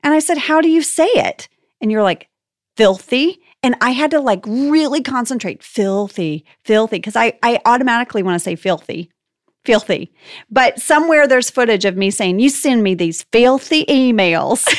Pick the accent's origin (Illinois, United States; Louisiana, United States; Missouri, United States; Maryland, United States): Louisiana, United States; also born or lived in Texas; I was born in Louisiana. My family's from Texas and Louisiana.